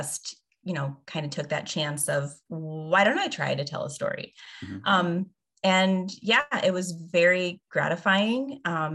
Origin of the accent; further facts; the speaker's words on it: the Bible Belt, United States; we grew up in the Bible Belt